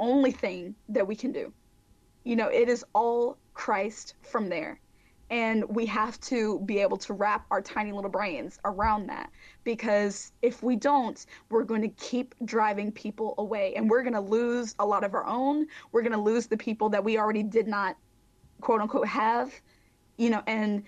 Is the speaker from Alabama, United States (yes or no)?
yes; Mobile, Alabama, United States; Mobile, Alabama, my hometown